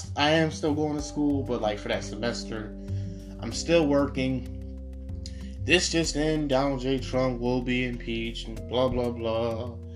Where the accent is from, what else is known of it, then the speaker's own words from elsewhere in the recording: United States; I'm an American. I'm proud to be an American.